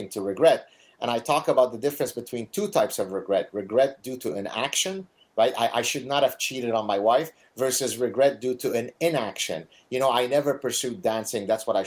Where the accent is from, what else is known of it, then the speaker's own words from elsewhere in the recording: Canada; I'm Canadian